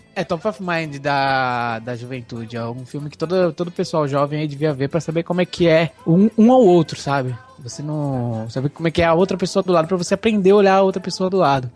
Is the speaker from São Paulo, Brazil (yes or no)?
yes; Guarulhos, São Paulo, Brazil; nasci em Guarulhos mesmo